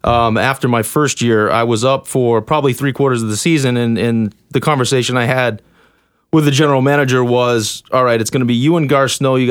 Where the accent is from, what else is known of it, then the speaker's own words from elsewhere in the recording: Boston, Massachusetts, United States; I'm from Boston. It's a close ride. Family, friends could all come watch